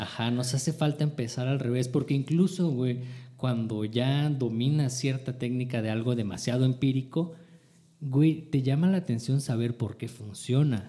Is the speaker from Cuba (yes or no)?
no; Chiapas, Mexico; also born or lived in Los Mochis, Sinaloa; muy pequeño o de muy joven me fui, me vine a vivir aquí a Chiapas